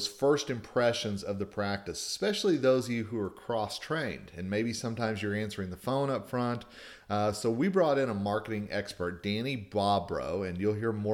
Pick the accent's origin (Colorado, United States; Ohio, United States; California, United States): Colorado, United States; my home state of Colorado